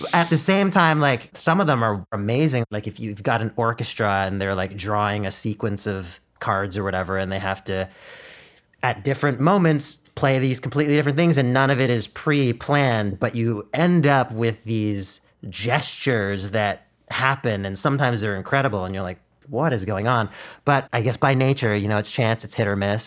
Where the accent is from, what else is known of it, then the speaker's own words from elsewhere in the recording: Ottawa, Ontario, Canada; first language Mandarin; English is a second language; went to school in super white Ottawa